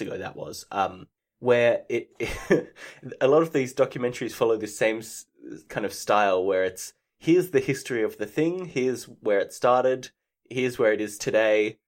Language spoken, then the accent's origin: English; Australia; I'm Australian